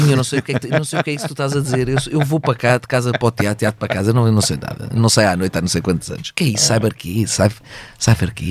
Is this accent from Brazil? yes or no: no; Cascais, Lisbon, Portugal; o Cascais é a minha terra